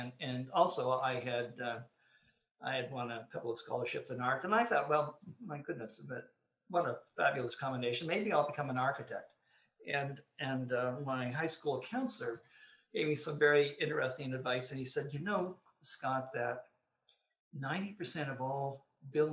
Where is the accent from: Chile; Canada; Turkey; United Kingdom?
Canada; Sudbury, Ontario; I had the pleasure of being born and raised in the formative years of my life in Sudbury, Ontario